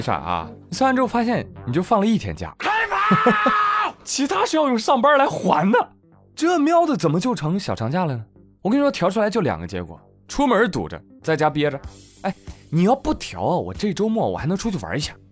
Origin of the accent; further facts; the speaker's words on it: China; 我们确实是中国人